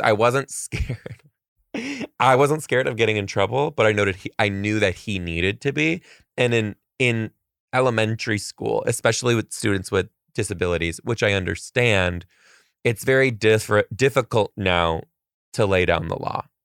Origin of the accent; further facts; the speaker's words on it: Detroit, Michigan, United States; moved away; I'm from Detroit